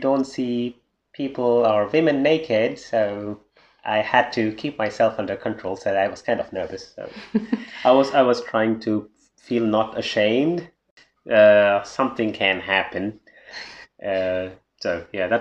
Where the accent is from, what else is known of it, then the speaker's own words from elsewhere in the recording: India; moved away as an adult; now in Germany; I'm an Indian, so raised in a conservative country. And 2.5 years ago, I came to Germany